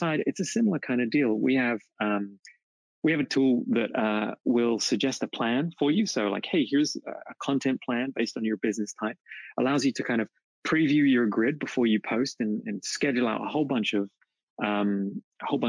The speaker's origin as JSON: {"language": "English", "region": "England", "country": "United Kingdom", "moved": "yes", "lives_now": "Oklahoma City, United States", "said": "I'm from England, but live in Oklahoma City."}